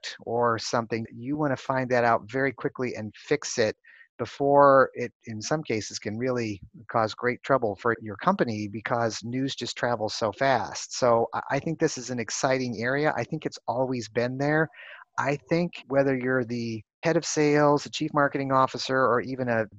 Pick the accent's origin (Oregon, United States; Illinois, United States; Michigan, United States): Illinois, United States; Chicago; moved away as an adult; also born or lived in California; now in Silicon Valley, United States; I started off growing up in the Midwest in Chicago